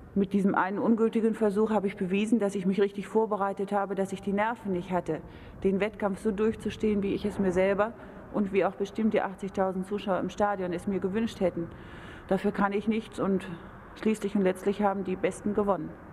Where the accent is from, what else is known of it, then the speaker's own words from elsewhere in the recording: Germany; Als Deutscher